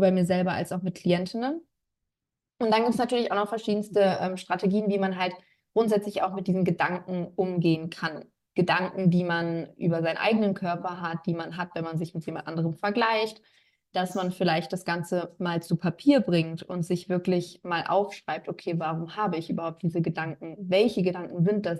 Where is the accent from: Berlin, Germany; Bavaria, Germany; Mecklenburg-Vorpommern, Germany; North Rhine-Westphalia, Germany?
North Rhine-Westphalia, Germany; Bonn; Ich komme aus Bonn.